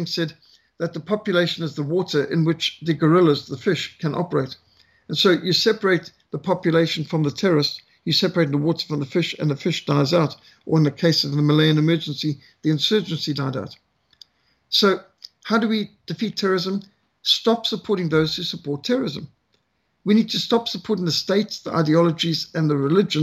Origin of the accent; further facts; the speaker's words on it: Zimbabwe; Rhodesia, my home country, where I was brought up